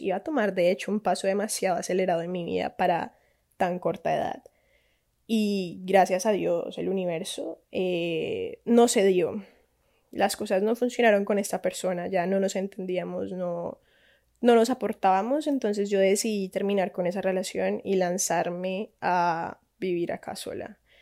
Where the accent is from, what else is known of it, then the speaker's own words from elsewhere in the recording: Cali, Valle del Cauca, Colombia; Soy colombiana de Cali, Santiago de Cali, no Cali, California